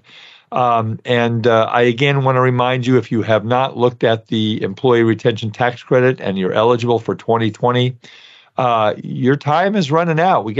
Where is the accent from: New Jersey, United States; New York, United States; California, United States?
New York, United States; New York City; I grew up in Brooklyn